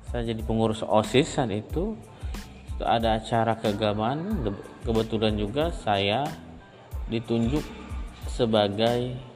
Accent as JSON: {"language": "Indonesian", "town": "Tanjung Balai Karimun", "region": "Riau Islands", "country": "Indonesia", "tie": "born or raised there", "also_born_or_lived": "Kepulauan Meranti Regency, Riau", "moved": "as an adult", "lives_now": "Batam, Indonesia", "said": "Saya dibesarkan di Kabupaten Karimun, lantaran orang tua saya pindah dari Riau ke Kepulauan Riau Tanjung Balai Karimun"}